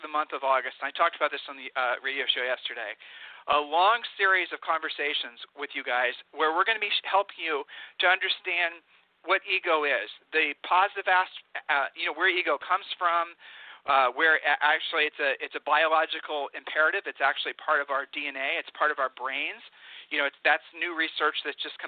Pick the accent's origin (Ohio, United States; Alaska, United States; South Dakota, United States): Ohio, United States; now in Texas, United States; we're from Ohio